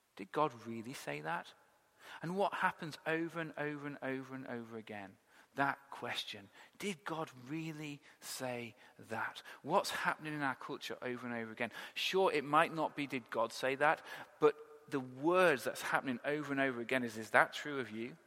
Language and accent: English; England, United Kingdom; we're English